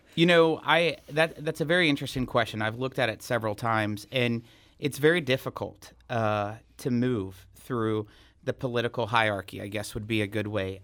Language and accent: English; Salem, Missouri, United States; also born or lived in Columbia, Missouri; Salem is my hometown. Went to school there from kindergarten through twelfth grade